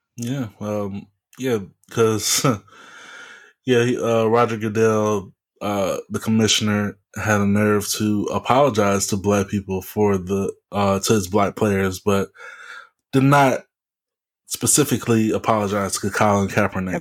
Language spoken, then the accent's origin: English; Louisiana, United States; city from my home state, uh, New Orleans